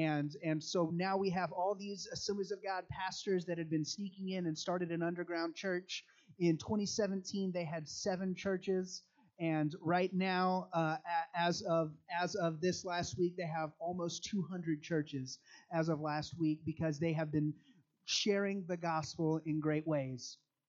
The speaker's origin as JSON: {"language": "English", "country": "Nigeria", "tie": "born or raised there", "said": "I grew up in Nigeria, which is one of the countries in Africa."}